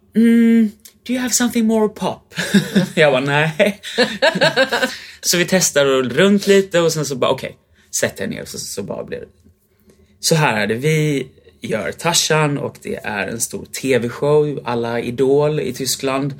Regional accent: Sweden; moved away as an adult; also born or lived in Germany / London / Vienna; hemma i Sverige

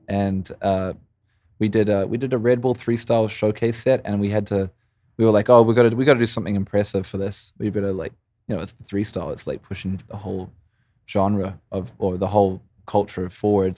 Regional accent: Christchurch, Canterbury, New Zealand; moved away as an adult; also born or lived in Montreal, Canada; now in Vancouver, Canada; growing up in New Zealand

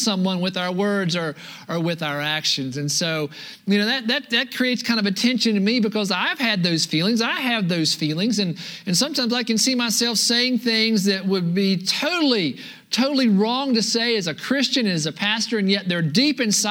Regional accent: United States; being an American

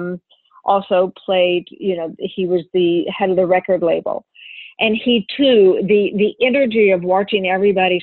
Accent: the South, United States; I grew up in the South

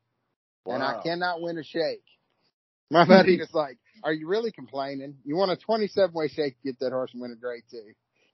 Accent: Louisville, Kentucky, United States; accent: twang; I grew up right down the street from where you're at. Where the Menard sets right now on Preston Highway

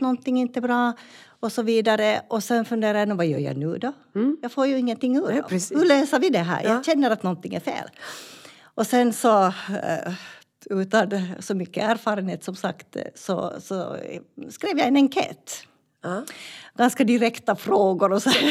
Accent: Finland; moved away as an adult; now in Malmberget, Sweden; jag var ju från Finland

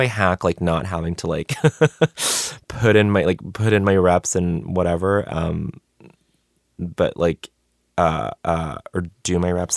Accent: Montreal, Quebec, Canada; moved away; also born or lived in Denver; I grew up in Montreal before I moved to Denver, before I moved to the U S

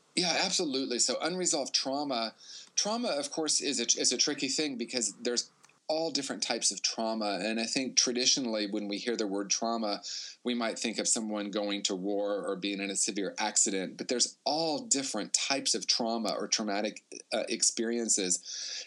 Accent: Indiana, United States; I grew up in Indiana in a small town and then Indianapolis

